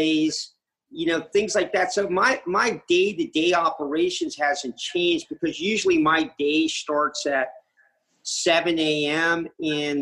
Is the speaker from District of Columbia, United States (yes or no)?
yes; Washington, District of Columbia, United States; I grew up in Washington, D.C., and I grew up right in the city